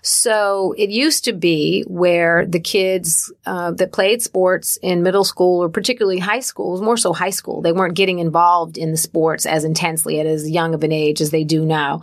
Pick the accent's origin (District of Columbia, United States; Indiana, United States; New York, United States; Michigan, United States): Michigan, United States; Detroit; I grew up in Detroit, Michigan